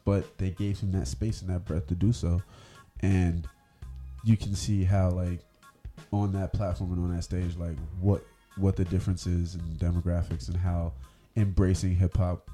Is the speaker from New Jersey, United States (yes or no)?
yes; New Jersey, United States; I was born and raised in New Jersey